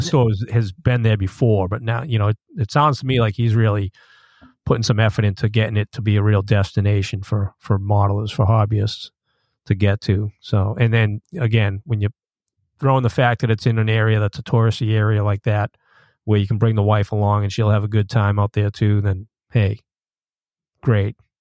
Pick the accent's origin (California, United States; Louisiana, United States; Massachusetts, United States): Massachusetts, United States; Boston; when I was growing up in Boston.